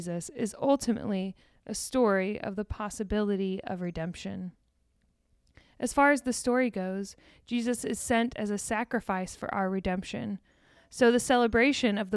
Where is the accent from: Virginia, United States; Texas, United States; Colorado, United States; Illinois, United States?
Texas, United States; Deer Park; my hometown, shout out to Deer Park, Texas